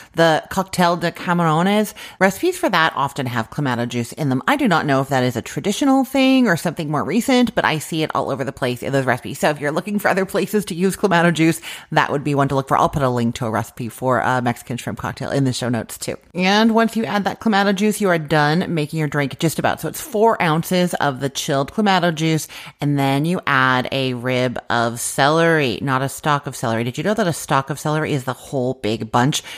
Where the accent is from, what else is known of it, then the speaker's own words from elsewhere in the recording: Canada; now in Florida, United States; I live in Florida now, but I grew up in Canada